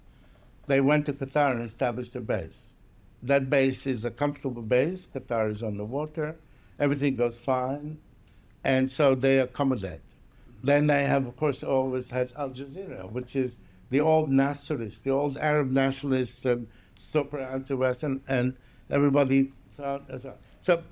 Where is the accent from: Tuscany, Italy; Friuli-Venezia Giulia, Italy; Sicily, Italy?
Sicily, Italy; Palermo; moved away; I was brought up in Palermo, Sicily.